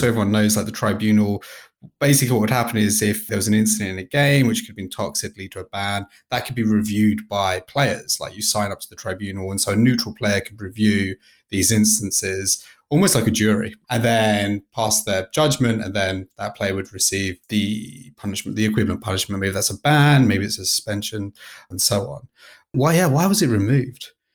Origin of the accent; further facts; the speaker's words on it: United Kingdom; I'm British